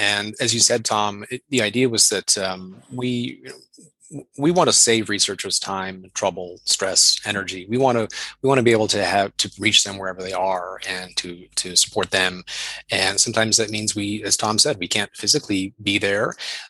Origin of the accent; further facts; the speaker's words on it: Canada; also born or lived in United States / Germany / Australia; I'm originally Canadian. I've lived in the United States, Germany, Australia.